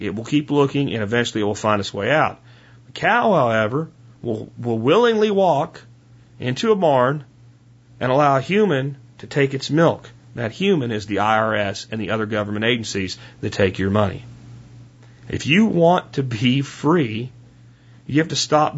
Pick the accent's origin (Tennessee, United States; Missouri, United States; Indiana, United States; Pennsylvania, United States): Pennsylvania, United States; I'm from Pennsylvania because I say PA instead of Pennsylvania